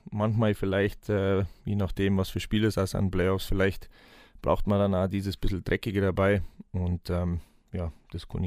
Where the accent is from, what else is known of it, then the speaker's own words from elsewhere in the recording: Gelting, Bavaria, Germany; also born or lived in Munich; ähm, 33 Jahre alt, ähm, 16. Februar auf Dweckkämmer in München, ähm, gebürtiger Gatinger, das liegt zwischen Wolfertshausen und Geretsried. Ähm, ja, habe im Nachwuchs angefangen in Geretsried.